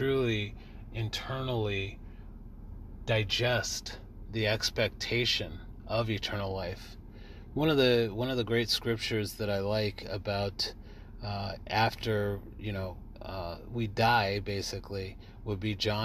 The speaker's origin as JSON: {"language": "English", "region": "California", "country": "United States", "tie": "born or raised there", "said": "I was raised in California, 3,000 miles away from all of my family"}